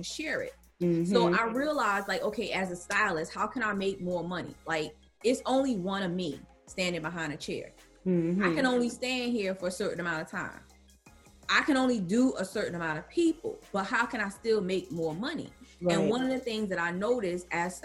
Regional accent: North New Jersey, United States; I'm born and raised in New Jersey, the streets of North New Jersey

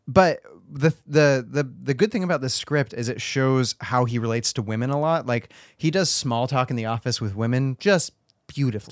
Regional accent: Washington, United States; also born or lived in California; I moved to Washington as well from California

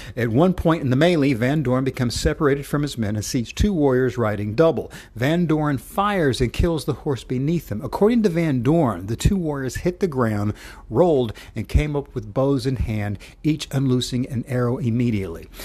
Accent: Knoxville, Tennessee, United States; my hometown of, uh, Knoxville

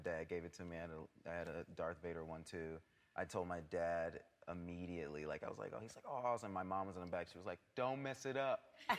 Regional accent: Atlanta, Georgia, United States; kind of growing up in Atlanta.

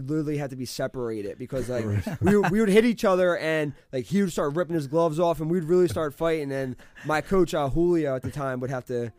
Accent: Philadelphia, Pennsylvania, United States; I grew up in Northeast Philly. Okay. I grew up in a nicer part

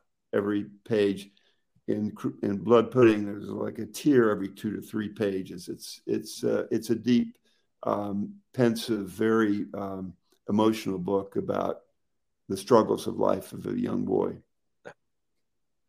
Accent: Pittsburgh, Pennsylvania, United States; now in Martha's Vineyard, United States; I grew up near Pittsburgh

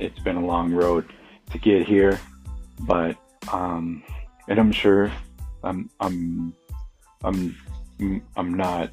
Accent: Milliken, Colorado, United States; moved away; growing up on South Norma in Millican, Colorado

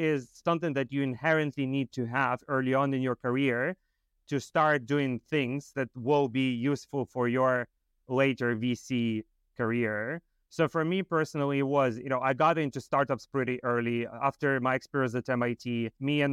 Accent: Moldova; moved away; I grew up in Moldova

